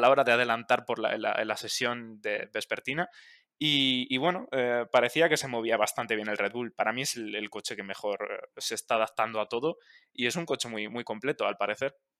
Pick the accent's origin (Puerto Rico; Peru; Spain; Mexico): Spain; como, español